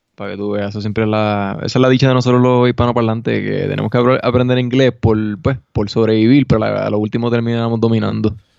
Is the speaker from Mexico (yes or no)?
no; Puerto Rico; now in Denver, United States; soy puertorriqueño